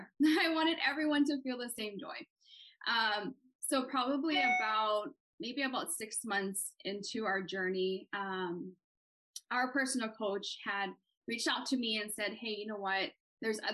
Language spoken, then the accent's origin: English; Hawaii, United States; moved away as an adult; also born or lived in Washington State; now in Washington, United States; born and raised in Hawaii and moved out to Washington State in 2000. Right after high school